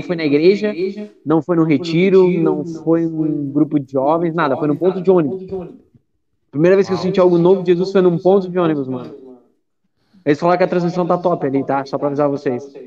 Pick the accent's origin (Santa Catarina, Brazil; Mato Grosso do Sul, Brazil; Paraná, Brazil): Santa Catarina, Brazil; Eu sou catarinense.